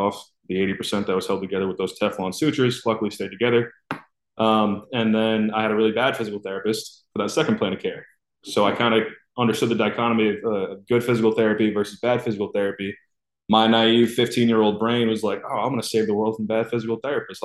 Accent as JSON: {"language": "English", "town": "Raynham", "region": "Massachusetts", "country": "United States", "tie": "born or raised there", "moved": "as an adult", "lives_now": "Miami, United States", "said": "pretty much in my hometown. Rainham, Massachusetts"}